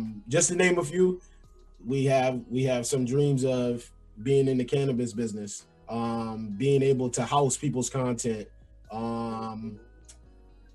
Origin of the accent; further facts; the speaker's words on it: New York, United States; moved away; also born or lived in Pennsylvania; I'm from New York. I went to school in Pennsylvania